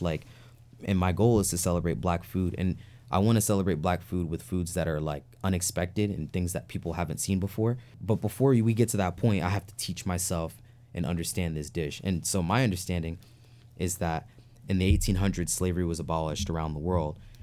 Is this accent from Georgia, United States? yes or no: no; New York City, New York, United States; moved away; growing up in New York City and upstate New York